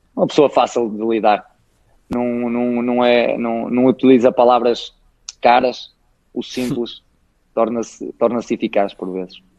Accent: Guimarães, Norte, Portugal; é o clube da minha terra

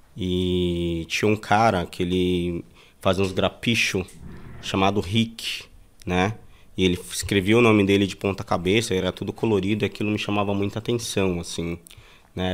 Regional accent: São Paulo, Brazil; also born or lived in Bahia; eu nasci em Itabu, na Bahia. Vim para São Paulo com 5, 6 anos de idade

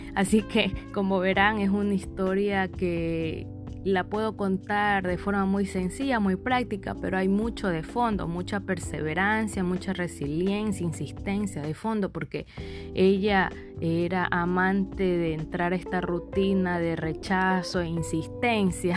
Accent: Ecuador; yo soy del Ecuador

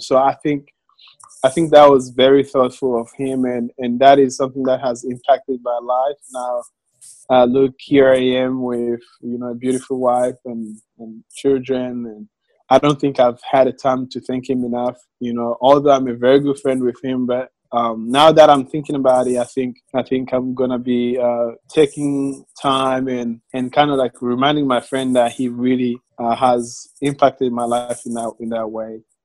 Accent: Rwanda; moved away as an adult; now in Little Rock, United States; I uh, right now live in Little Rock, Arkansas, but I'm from Rwanda.

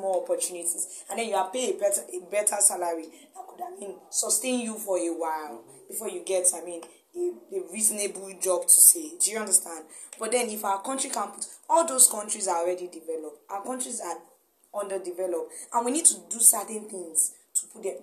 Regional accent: Nigeria; as a Nigerian youth

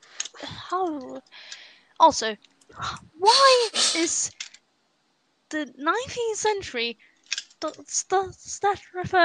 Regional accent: Sweden; first language Swedish; English is a second language

